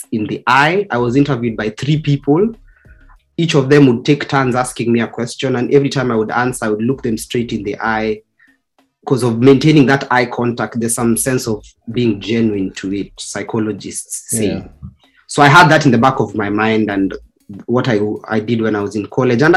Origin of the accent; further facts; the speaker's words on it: Kenya; being Kenyan